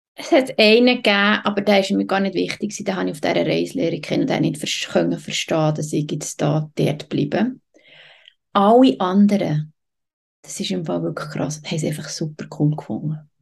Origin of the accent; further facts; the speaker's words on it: Switzerland; moved away as an adult; also born or lived in Patagonia; für mich als Schweizerin